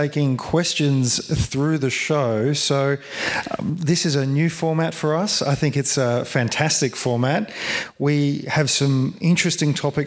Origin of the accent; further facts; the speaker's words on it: Victoria, Australia; we're from Victoria